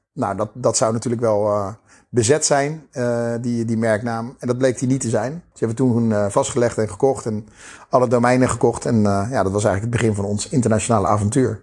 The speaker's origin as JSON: {"language": "Dutch", "town": "Krimpen aan den IJssel", "region": "South Holland", "country": "Netherlands", "said": "mijn dorp, waar ik vandaan kom. Het eh, prachtige Krimp van de IJssel, onder de rook van Rotterdam"}